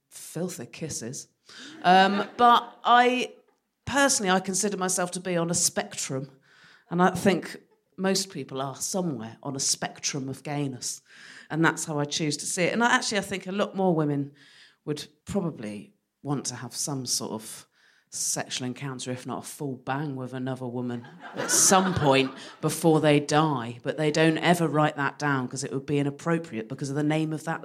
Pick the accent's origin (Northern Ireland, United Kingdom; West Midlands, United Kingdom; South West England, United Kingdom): South West England, United Kingdom; West Country; moved away; I'm from the West Country, so started drinking when I was 12